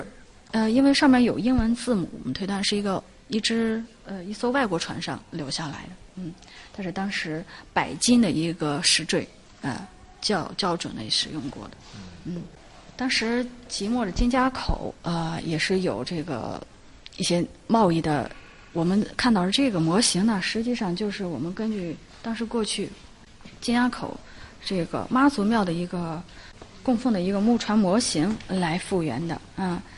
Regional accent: Qingdao, Shandong, China; 我们青岛人管它叫天后宫。

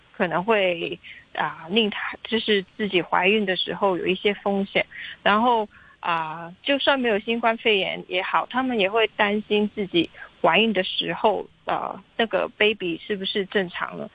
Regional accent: Hong Kong; 应该是我们香港人引以自豪的一个板块

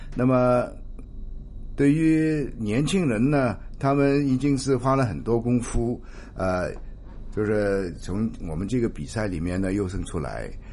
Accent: Hong Kong; 香港当然是我们的家

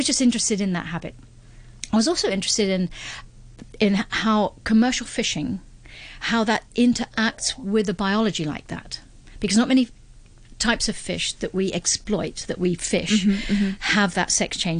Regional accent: London, United Kingdom; moved away; I was brought up in London, very far from the ocean.

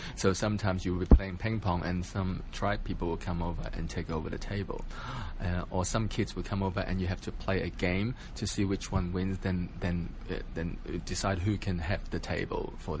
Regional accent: Hong Kong; moved away; also born or lived in Australia; because I lived in Australia for 20 years, and so half of my life was spent there. So I always thought, I'm not Australian enough, and I'm not Hong Kong enough

